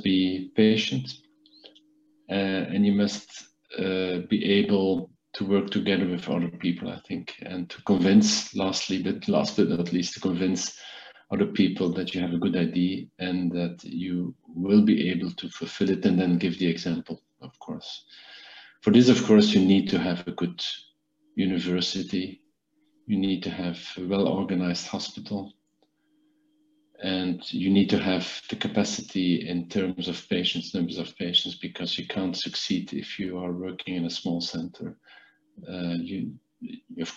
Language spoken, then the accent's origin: English; Belgium; I started the School of Medicine in Ghent, in my country, in Belgium